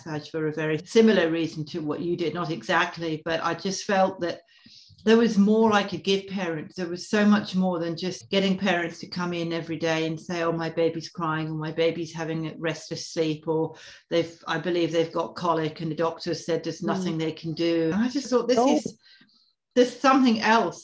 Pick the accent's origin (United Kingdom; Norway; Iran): United Kingdom; Scotland; now in Tasmania, Australia; I was brought up in Scotland